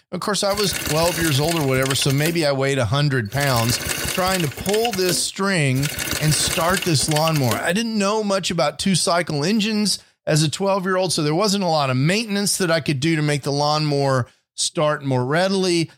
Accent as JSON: {"language": "English", "town": "Houston", "region": "Texas", "country": "United States", "tie": "born or raised there", "lives_now": "Dallas, United States", "said": "When I was a kid, I grew up in Houston, Texas"}